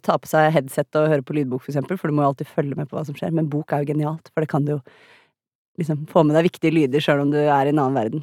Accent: Norway; som nordmenn og europeere

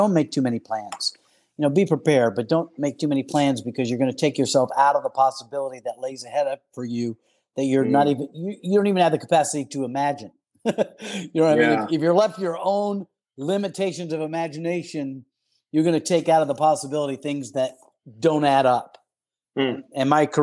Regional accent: South Carolina, United States; moved away as an adult; also born or lived in California; I grew up in South Carolina

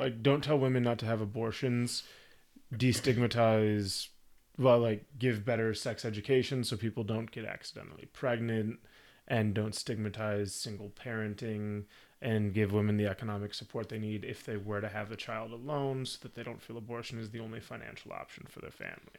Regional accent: United States

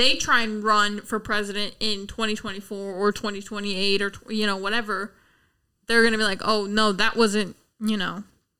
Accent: United States; as an American

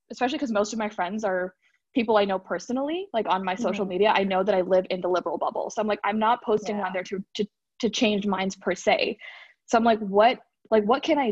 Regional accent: Bay Area, California, United States; also born or lived in Hyderabad, India; I am born and raised in the Bay Area, but I ended up moving with my family to Hyderabad, India, for 4 years when I was in high school, and then moved back for college

